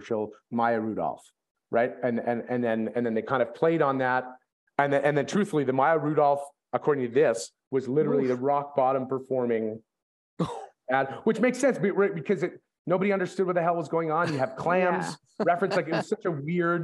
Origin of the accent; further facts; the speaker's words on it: Canada; we're all Canadian